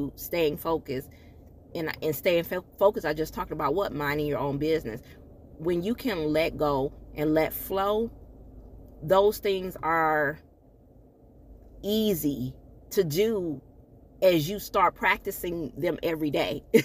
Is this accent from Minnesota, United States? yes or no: no; Michigan, United States; moved away; my hometown, Michigan